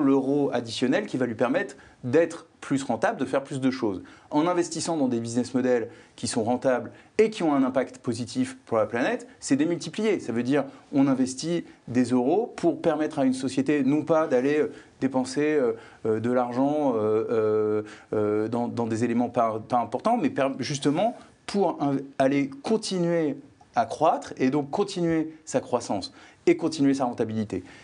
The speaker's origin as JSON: {"language": "French", "country": "France", "tie": "born or raised there", "moved": "as an adult", "lives_now": "Belgium", "said": "j'ai grandi en France"}